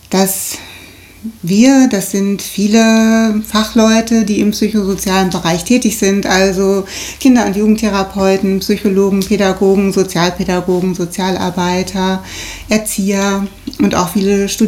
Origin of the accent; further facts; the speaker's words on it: Rheda-Wiedenbrück, North Rhine-Westphalia, Germany; Und wir kommen auch beide hier aus der Stadt, ne?